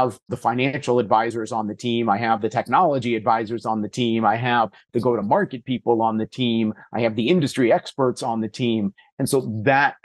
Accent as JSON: {"language": "English", "region": "California", "country": "United States", "tie": "born or raised there", "said": "I had the good fortune of growing up in California"}